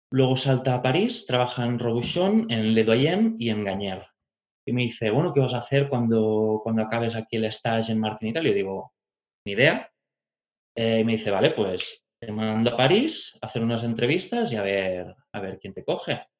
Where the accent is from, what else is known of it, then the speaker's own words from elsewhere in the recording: Barcelona, Catalonia, Spain; also born or lived in Italy / France; nací en Barcelona, me he criado en varios sitios durante mi infancia, entre Barcelona, el Pirineo, Italia y Francia.